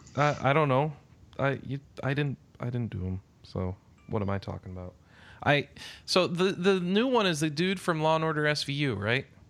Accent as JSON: {"language": "English", "country": "United States", "said": "I'm from America"}